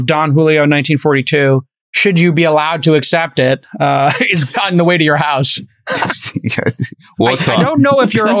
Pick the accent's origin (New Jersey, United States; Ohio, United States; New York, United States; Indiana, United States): New York, United States; New York City; When I grew up in Brooklyn